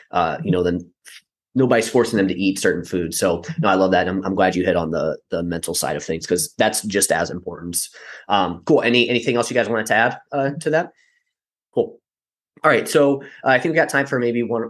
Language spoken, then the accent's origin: English; St. Louis, Missouri, United States; I'm from St. Louis.